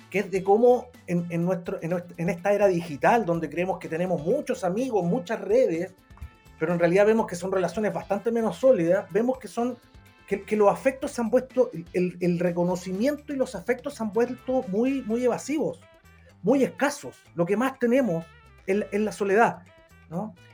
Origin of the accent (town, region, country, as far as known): Chile